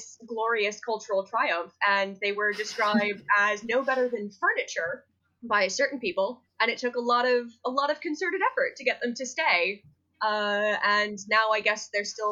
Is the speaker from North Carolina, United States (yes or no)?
no; Central California, United States; I'm from Central California.